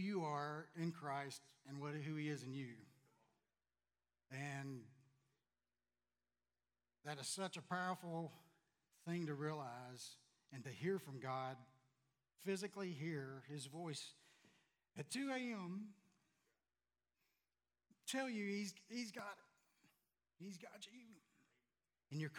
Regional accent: Louisiana, United States; moved away; I was born and raised in Louisiana, so I don't have very good command of the English language.

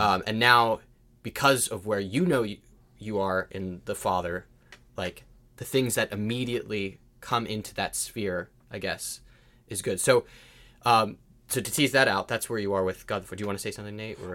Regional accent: United States; I'm an American

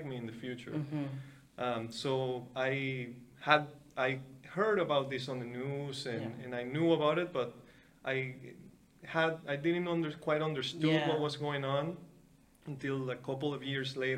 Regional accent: Venezuela; moved away as an adult; now in Canada; So I grew up in Venezuela. I grew up in the mainland, in a very small city.

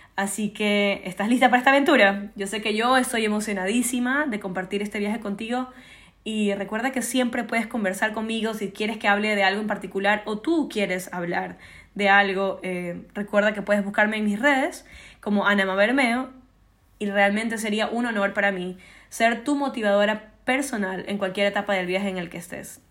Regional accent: Ecuador; Yo nací en Ecuador

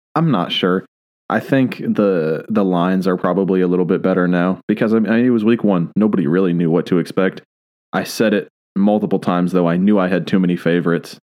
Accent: Michigan, United States; I'm from Michigan, not France

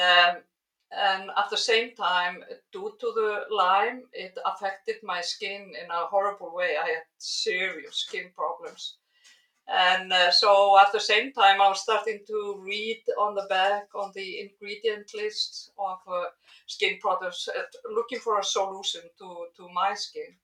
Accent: Iceland; also born or lived in United States; I'm a biologist uh, and I'm from Iceland

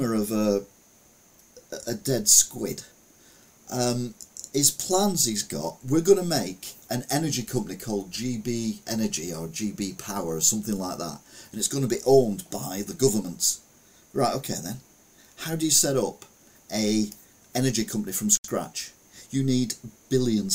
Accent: Stalybridge, North West England, United Kingdom; I was brought up in Stalybridge

